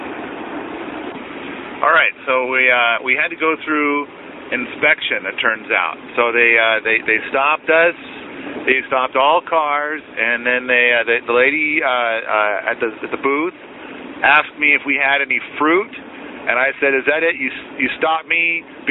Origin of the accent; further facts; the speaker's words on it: United States; as an American